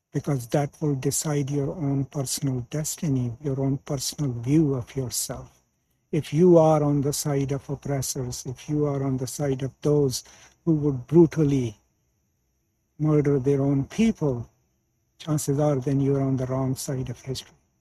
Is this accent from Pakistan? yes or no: yes; Pakistan; moved away; I'm from Pakistan originally